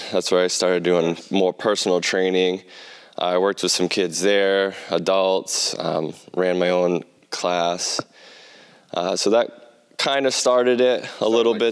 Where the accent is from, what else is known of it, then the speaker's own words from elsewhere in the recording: Plymouth, South West England, United Kingdom; I'm from Plymouth. It's a, yeah.